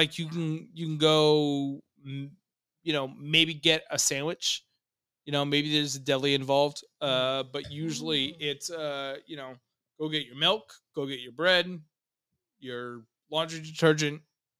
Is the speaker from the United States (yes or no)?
yes; New York City, New York, United States; moved away; I grew up on the East Coast and went to middle school in New York City.